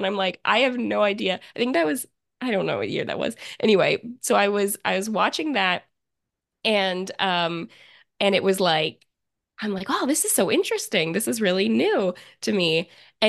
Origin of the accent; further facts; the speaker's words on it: Virginia, United States; I'm 29. I'm from Central Virginia, and that's where I live now as well.